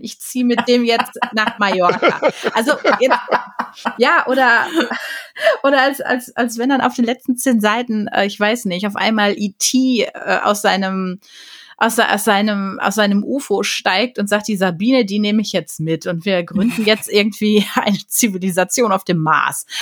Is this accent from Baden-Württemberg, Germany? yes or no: no; Ruhr area, North Rhine-Westphalia, Germany; ich bin ja ein Pottkind. Also ich bin ja im, im Ruhrgebiet aufgewachsen